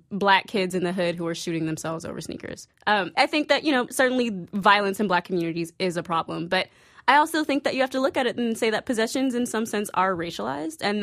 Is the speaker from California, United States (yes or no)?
yes; San Francisco, California, United States; I grew up in San Francisco in the 90s playing basketball